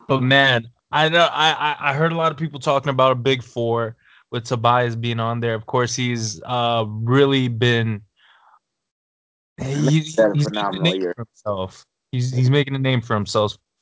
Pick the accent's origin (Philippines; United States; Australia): United States; Michigan; I'm from Michigan